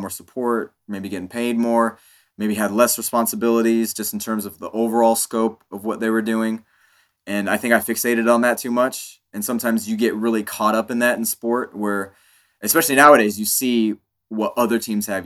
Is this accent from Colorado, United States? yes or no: no; Kansas, United States; being an Indian kid living in Kansas